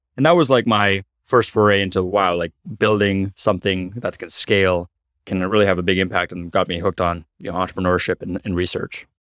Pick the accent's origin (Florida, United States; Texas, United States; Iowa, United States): Florida, United States; Cape Canaveral; also born or lived in Africa; I was born in Africa to Indian parents, moved to Cape Canaveral, Florida, where I'm recording the podcast right now. Cape Canaveral is known for NASA and now SpaceX. So they're, basically grew up around all these amazing technologists